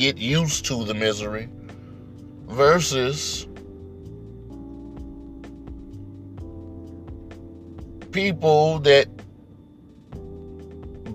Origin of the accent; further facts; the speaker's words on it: Mississippi, United States; I grew up in Mississippi